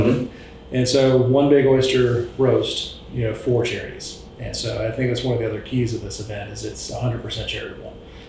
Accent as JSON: {"language": "English", "town": "Charleston", "region": "South Carolina", "country": "United States", "tie": "born or raised there", "said": "which I grew up in Charleston."}